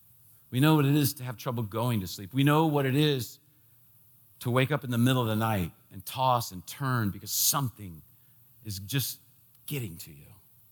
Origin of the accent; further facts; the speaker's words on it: D.C., Washington, D.C., United States; When I was a kid, growing up in the Washington, D.C. area, they had this program.